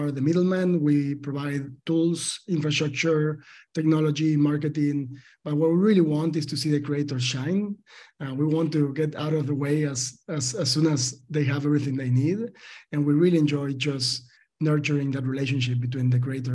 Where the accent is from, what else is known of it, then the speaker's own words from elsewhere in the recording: Argentina; I'm from Argentina. I was born in a farm in Argentina, highly like agricultural country, and my family, my father is a farmer